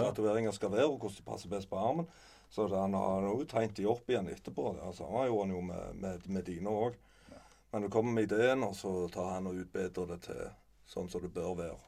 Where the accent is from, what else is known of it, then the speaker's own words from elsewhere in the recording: Sandnes, Rogaland, Norway; also born or lived in Reve / Klepp stasjon; Jeg er fra Sandnes, eh, men jeg har bodd Etter mor og far ble skilte, så bodde jeg òg noen år på Reve. Og på Klepp stasjon. Mm. men mest i Sandnes, da.